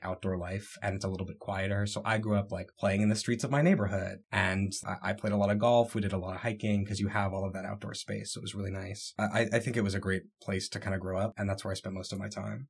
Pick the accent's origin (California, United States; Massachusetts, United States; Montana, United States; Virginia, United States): Virginia, United States; Haymarket; also born or lived in Texas / Crystal City, Virginia; I grew up in Haymarket, Virginia